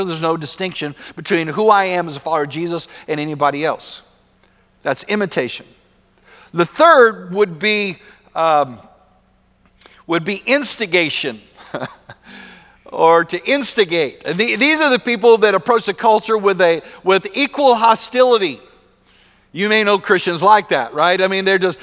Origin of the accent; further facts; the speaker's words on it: West Texas, United States; growing up in West Texas